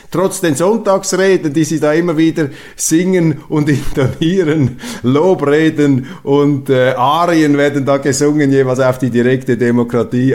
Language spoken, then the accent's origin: German; Switzerland; Ich bin auch ein Europäer als Schweizer.